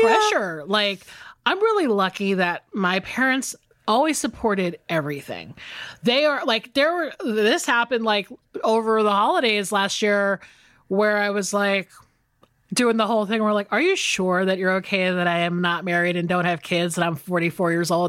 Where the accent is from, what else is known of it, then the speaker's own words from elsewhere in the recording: Atlanta, Georgia, United States; moved away as an adult; also born or lived in Los Angeles; now in Atlanta, United States; I'm back in Atlanta and I am hanging out with a lot of my old friends